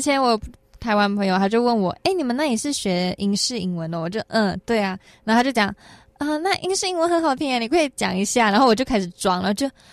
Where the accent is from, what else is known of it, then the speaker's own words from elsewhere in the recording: Malaysia; accent: Malaysian; now in Taiwan; 我是马来西亚人